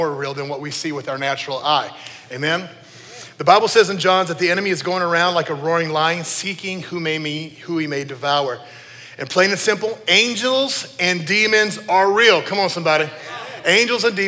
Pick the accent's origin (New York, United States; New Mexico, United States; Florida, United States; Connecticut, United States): New Mexico, United States; I grew up in New Mexico